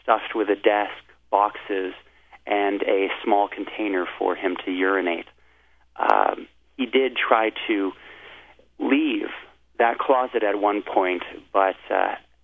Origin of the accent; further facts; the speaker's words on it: United States; as an American